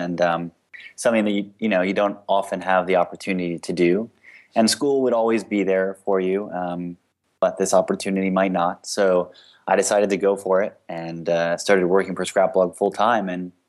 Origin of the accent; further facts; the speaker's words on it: Connecticut, United States; also born or lived in Miami; now in San Francisco, United States; so I am a transplant from Connecticut and Miami. I'm in San Francisco now